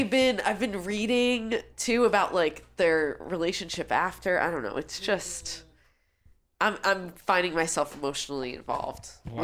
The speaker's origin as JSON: {"language": "English", "country": "Canada", "said": "What's that? I'm Canadian."}